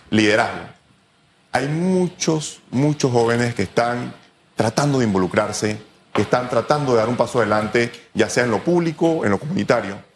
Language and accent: Spanish; Félix Olivares school, Chiriquí, Panama; now in Panama City, Panama; yo vengo del Félix Olivares, un colegio del cual me siento sumamente orgulloso